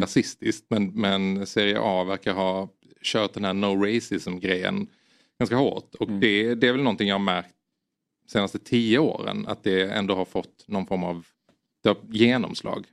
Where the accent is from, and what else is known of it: Sweden